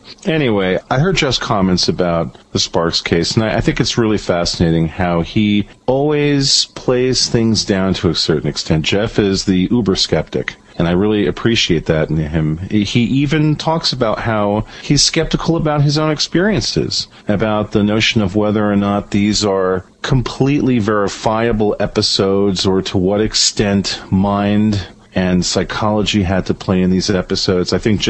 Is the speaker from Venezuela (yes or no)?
yes; Venezuela; growing up in Venezuela gave me a real appreciation for the good aspects of my country, the United States, and the bad aspects of it.